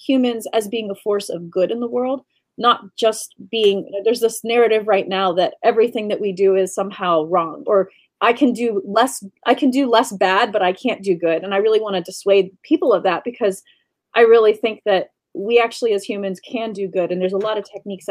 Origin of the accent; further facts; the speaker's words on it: Western Pennsylvania, United States; I come from Western Pennsylvania in the United States